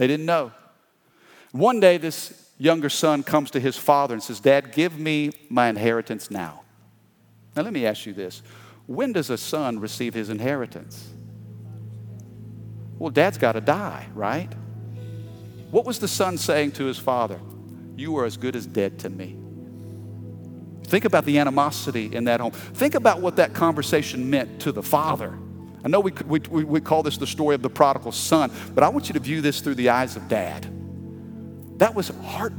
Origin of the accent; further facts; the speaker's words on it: Midwest, United States; now in Baton Rouge, United States; I grew up in the Midwest